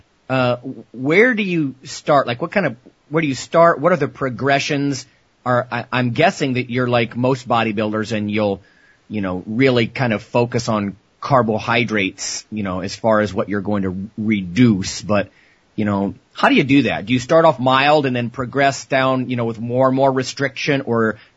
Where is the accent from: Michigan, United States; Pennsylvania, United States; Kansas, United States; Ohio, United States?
Ohio, United States; now in Minnesota, United States; I'm from Ohio too